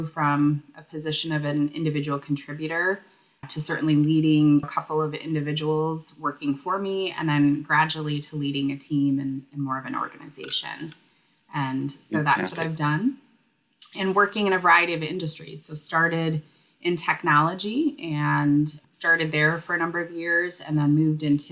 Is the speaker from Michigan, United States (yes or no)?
yes; Michigan, United States; also born or lived in Grand Rapids, Michigan / Detroit, Michigan; I am a Michigander, born and raised, and have lived all over the state of Michigan